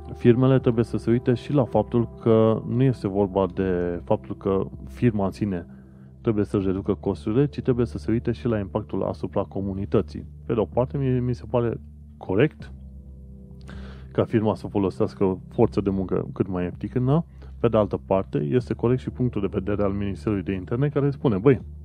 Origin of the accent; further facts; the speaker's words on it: Romania; moved away as an adult; now in United Kingdom; am plecat din România